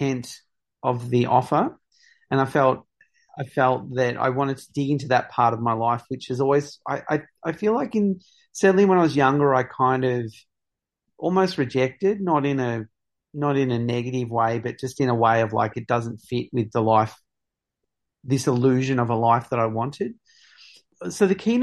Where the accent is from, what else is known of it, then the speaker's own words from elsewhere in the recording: Victoria, Australia; I come from a small mining town. It was very much a, you know, it was a colonial settlement from the mid-1800s